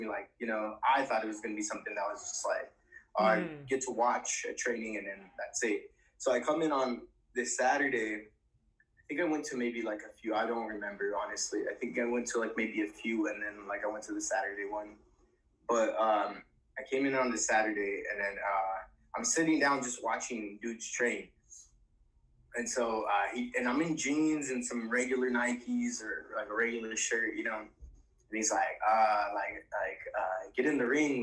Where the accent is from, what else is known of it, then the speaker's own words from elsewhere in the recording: Colton, California, United States; my hometown of Colton, California